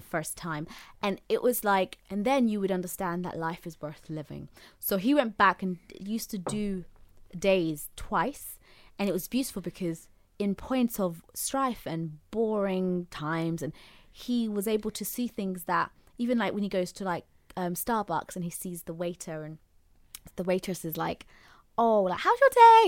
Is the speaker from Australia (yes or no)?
no; Zanzibar, Tanzania; I'm from Zanzibar, like, I know my language, I know my people in a way